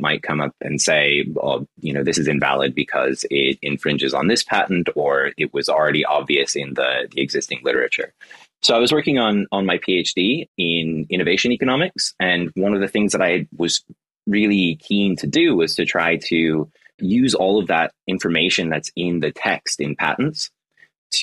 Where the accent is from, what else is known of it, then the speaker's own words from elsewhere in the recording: Florida, United States; also born or lived in United Kingdom; now in Melbourne, Australia; I'm originally from Florida